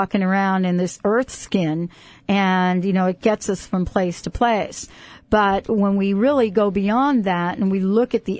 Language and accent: English; New York accent, East Coast, United States; accent: New York; growing up on the East Coast, what we would say, you got to get to the bottom of it